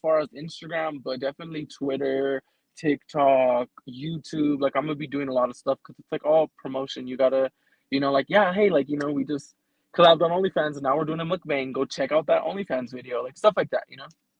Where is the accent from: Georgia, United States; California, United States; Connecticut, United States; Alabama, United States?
California, United States; I'm from California, like not the nice part